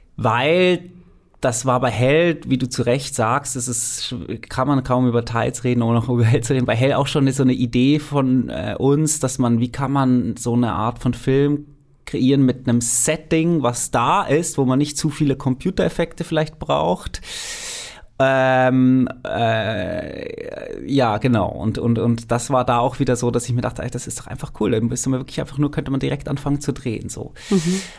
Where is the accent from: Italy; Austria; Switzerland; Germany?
Switzerland; ich bin Schweizer, ich kenne die Schweizer Berge sehr gut